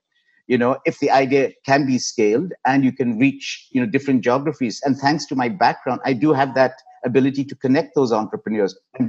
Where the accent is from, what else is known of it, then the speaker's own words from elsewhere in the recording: Nigeria; moved away as an adult; also born or lived in United Kingdom; now in Dubai, United Arab Emirates; My late parents were from Pakistan. I grew up in African Nigeria, then went to the UK for higher education, then joined the Japanese in the UK.